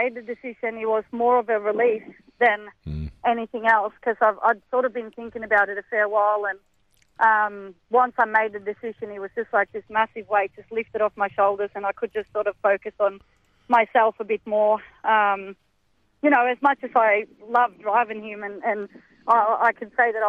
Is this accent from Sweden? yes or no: yes; Sweden; now in Australia; I'm from Sweden.